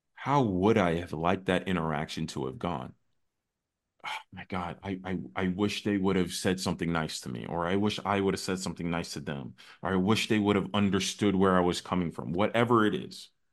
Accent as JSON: {"language": "English", "country": "United States", "tie": "born or raised there", "also_born_or_lived": "Chicago", "said": "my parents come from another country. I was born in the States"}